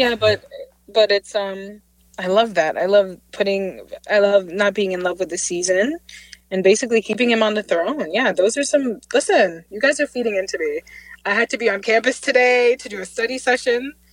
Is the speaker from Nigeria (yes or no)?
no; Jamaica; growing up in Jamaica, we had these hymns and songs